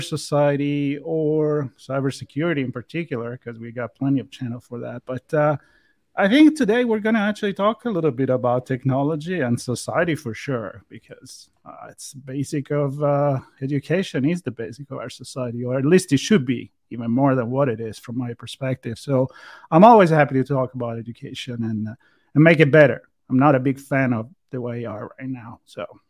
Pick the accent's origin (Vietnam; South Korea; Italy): Italy; moved away; me being Italian and growing up there